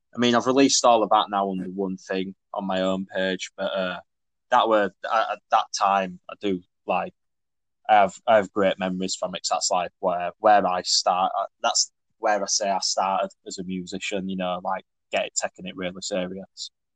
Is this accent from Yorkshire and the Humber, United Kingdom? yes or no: yes; Leeds, Yorkshire and the Humber, United Kingdom; I'm a musician from Leeds